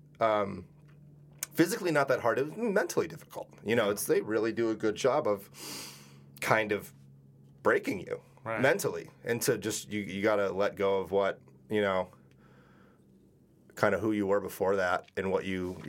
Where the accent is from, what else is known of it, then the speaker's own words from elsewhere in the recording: New England, United States; growing up in New England